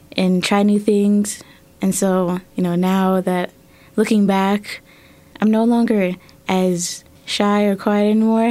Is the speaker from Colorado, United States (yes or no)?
yes; Colorado Springs, Colorado, United States; also born or lived in Germany; I moved here in 2011 with my family, and I went from D11 mm-hmm. to D49 for both middle school and high school